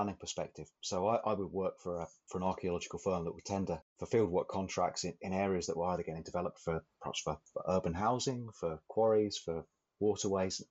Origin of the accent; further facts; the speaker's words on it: Hitchin, East of England, United Kingdom; moved away as an adult; also born or lived in Hull, Yorkshire; now in Shetland, United Kingdom; I was born in Hitchin in Hertfordshire, down in the south of England, about 20, 25 minutes or so on the train north of King's Cross in central London. Very pleasant, very suburban upbringing